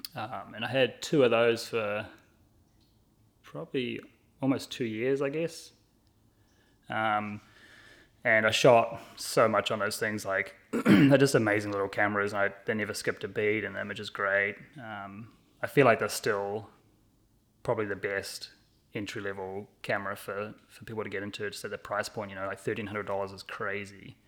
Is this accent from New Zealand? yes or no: yes; New Zealand; moved away as an adult; now in Burlington, United States; I grew up in New Zealand, and I, uh, moved here in tw-, two thousand sixteen